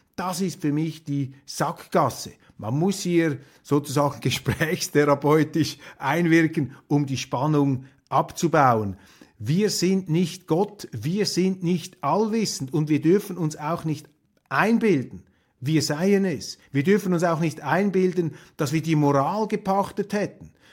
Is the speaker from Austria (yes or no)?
no; Switzerland; als Schweizer